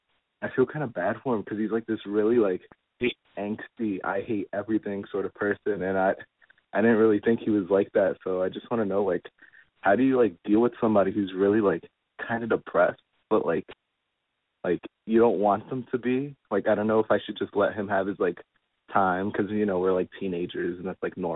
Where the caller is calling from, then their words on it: New York, United States; I'm 17, and I'm calling from New York in my bedroom.